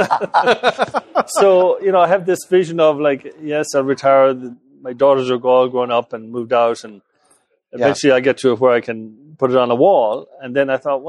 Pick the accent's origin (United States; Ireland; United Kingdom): Ireland; West Coast of Ireland, west of Ireland; moved away; I grew up in the West Coast of Ireland